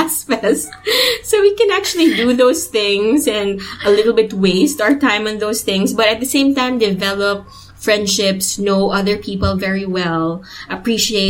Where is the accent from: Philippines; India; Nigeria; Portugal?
Philippines; Cadiz, Negros Occidental; moved away; I come from Cadiz